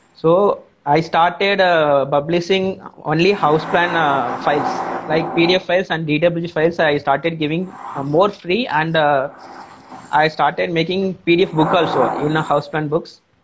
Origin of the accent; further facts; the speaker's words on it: Tamil Nadu, India; I am from Tamil Nadu uh, in India